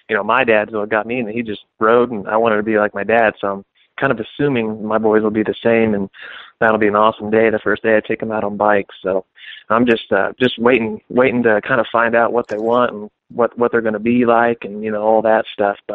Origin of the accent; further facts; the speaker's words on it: Phoenix, Arizona, United States; I'm from Phoenix, Arizona